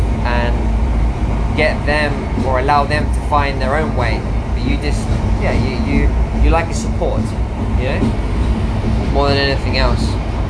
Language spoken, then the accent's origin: English; Spain; moved away; I'm going to be arriving late in Spain, in my hometown. I'm super excited because I'm visiting my parents, my brothers.